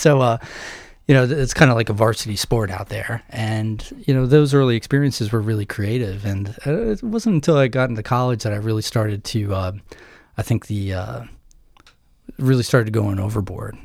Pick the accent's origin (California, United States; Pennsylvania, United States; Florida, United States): Pennsylvania, United States; Somerset County, Western; I grew up in Western Pennsylvania, okay. Somerset County